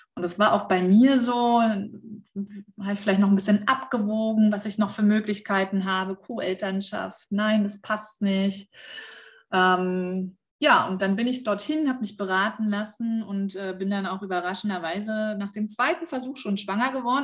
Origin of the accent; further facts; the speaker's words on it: Germany; bei uns in Deutschland